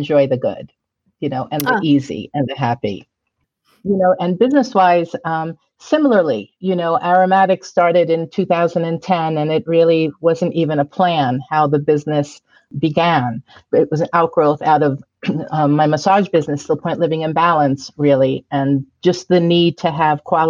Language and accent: English; Valley Stream, New York, United States; moved away as an adult; also born or lived in Brooklyn, New York / Florida; now in Sedona, United States; I was born in Brooklyn, like you said, but I grew up in Valley Stream